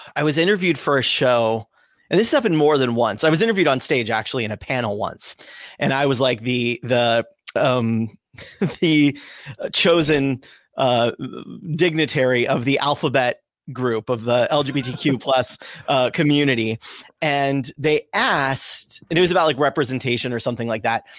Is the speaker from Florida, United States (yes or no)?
no; Southern California, United States; also born or lived in Sonoma County, California; I grew up in Southern California.